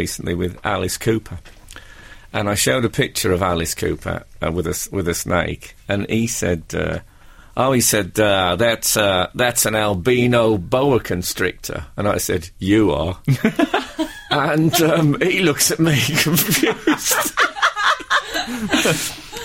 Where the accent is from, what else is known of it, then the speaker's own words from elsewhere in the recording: Black Country, West Midlands, United Kingdom; moved away; Where I grew up in the Black Country, we used to say Waro as a greeting